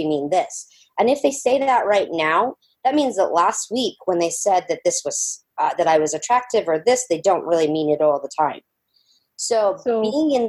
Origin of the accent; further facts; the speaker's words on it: Georgia, United States; I grew up in Georgia in the swamp